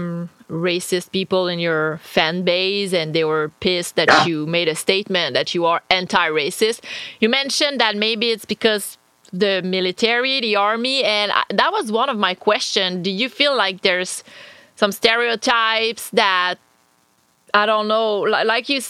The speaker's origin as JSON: {"language": "English", "region": "Quebec", "country": "Canada", "second_language": "English", "said": "I'm from Canada, from Quebec"}